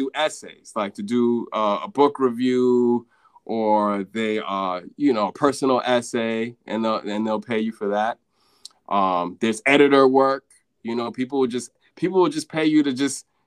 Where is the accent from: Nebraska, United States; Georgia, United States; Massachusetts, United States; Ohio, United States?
Massachusetts, United States; Boston; moved away as an adult; also born or lived in Houston, Texas / Sierra Leone (ancestry); now in New York, United States; I was born in Houston, Texas in 1983. And I only lived there for like, 12 months. And then, so I can't really rep the dirty South. I can't. And so, you know, I moved to Boston, you know, right after my first year of life. And, you know, I lived in Boston